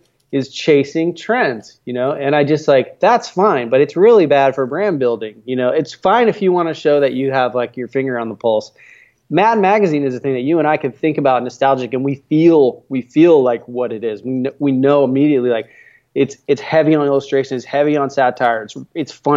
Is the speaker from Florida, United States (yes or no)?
yes; Florida, United States; now in California, United States; I live in California, but I grew up in Florida